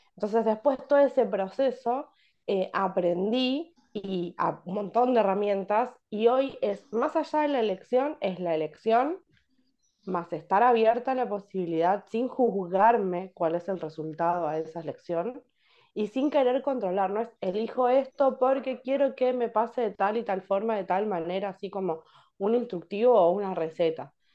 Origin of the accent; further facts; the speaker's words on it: Berisso, Buenos Aires Province, Argentina; yo soy de Berizo